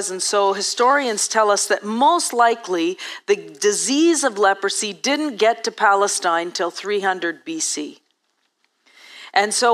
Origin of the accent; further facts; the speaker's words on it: Ethiopia; I grew up in Eastern Africa and Eastern Ethiopia, and actually, I grew up before 1980, so before there was actually a cure.